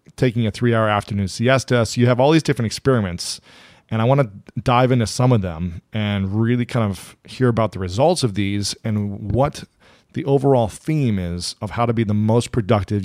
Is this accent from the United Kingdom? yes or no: no; Ohio, United States; moved away; growing up in Ohio